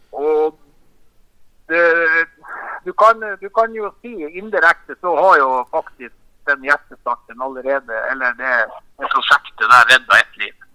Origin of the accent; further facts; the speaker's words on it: Finnmark, Norway; vi er fra Finnmark